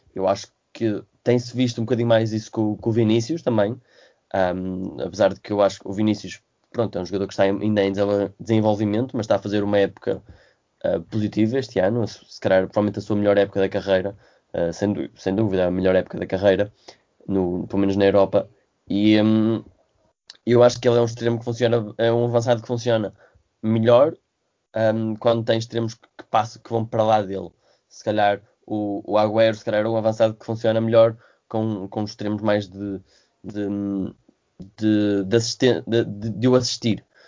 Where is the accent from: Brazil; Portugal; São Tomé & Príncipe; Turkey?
Portugal; como português